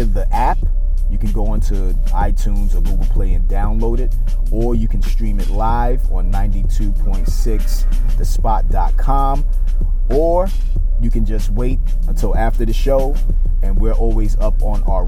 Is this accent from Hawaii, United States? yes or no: no; New York City, New York, United States; I'm from Brooklyn, New York